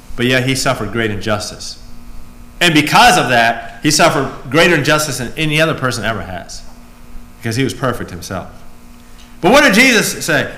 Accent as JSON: {"language": "English", "country": "United States", "said": "I'm an American."}